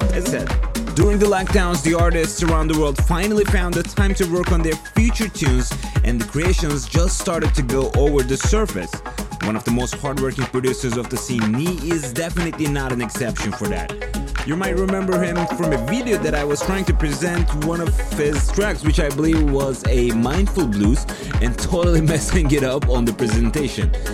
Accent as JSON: {"language": "English", "country": "Turkey", "moved": "yes", "said": "I'm from Turkey and I'm still engaging with the Turkish audience and artists a lot"}